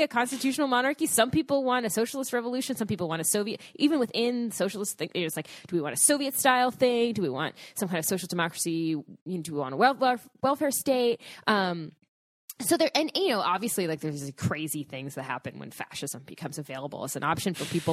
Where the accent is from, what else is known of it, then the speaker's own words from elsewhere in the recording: United States; As an American